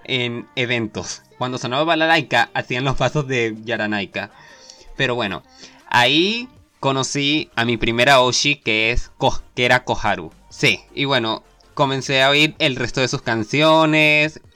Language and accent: Spanish; Venezuela; soy venezolano